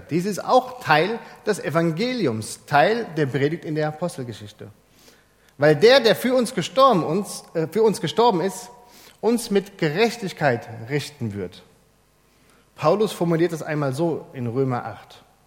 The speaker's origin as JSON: {"language": "German", "country": "Germany", "said": "bei uns in Deutschland"}